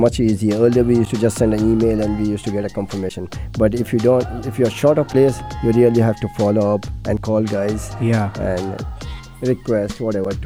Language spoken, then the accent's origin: English; Dubai, United Arab Emirates; I'm born and brought up in Dubai